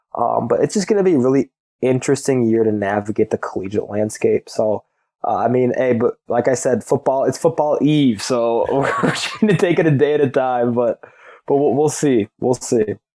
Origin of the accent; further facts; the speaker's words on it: Illinois, United States; I'm, I'm from Illinois